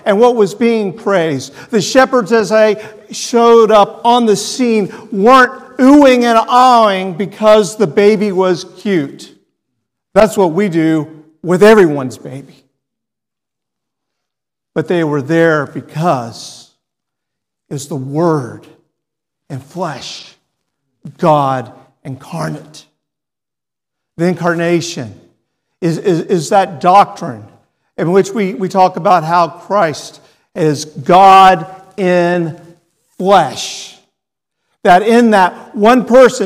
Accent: Texas, United States; I'm a Texan

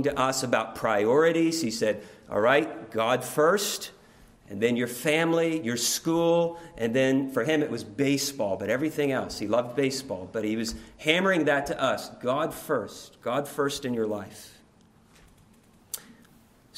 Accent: Oklahoma City, Oklahoma, United States; now in Louisville, United States; I grew up in Oklahoma City

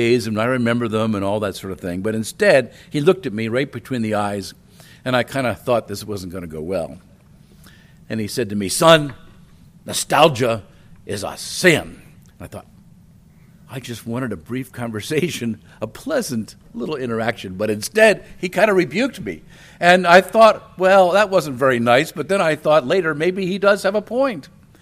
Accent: Wilmington, Delaware, United States; also born or lived in Chicago, Illinois; I was born in Chicago, a big city. We moved when I was 2 to Wilmington, Delaware, and that's a medium-sized city. And we lived in an older neighborhood.

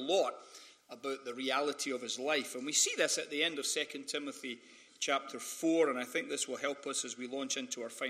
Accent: Scotland, United Kingdom; accent: Scottish; moved away as an adult; now in Sacramento, United States; when you have a Scottish accent

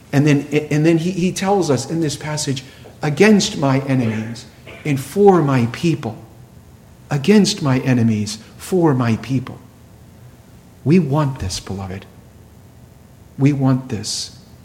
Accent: Plymouth, Massachusetts, United States; the land of my birth

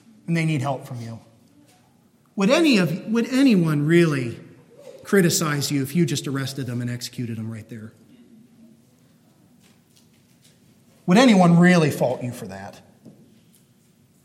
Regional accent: United States; we're Americans and we're born into a pretty wealthy place

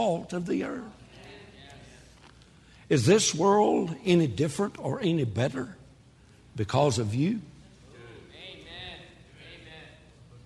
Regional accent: Texas, United States; I'm a Texan

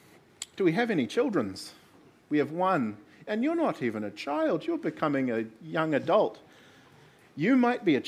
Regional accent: Gisborne, New Zealand; I'm from Gisborne

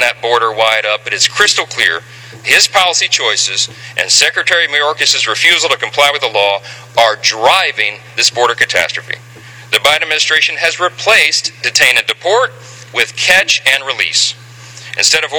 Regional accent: Shreveport, Louisiana, United States; my hometown, Shreveport, Louisiana

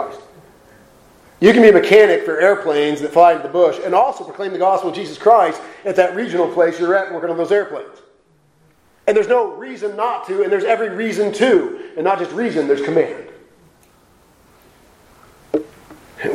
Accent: Portland, United States; I'm from Portland

